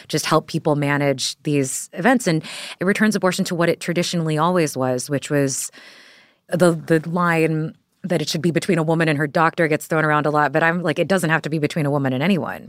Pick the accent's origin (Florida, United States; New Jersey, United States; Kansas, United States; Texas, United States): Texas, United States; moved away; I'm from Texas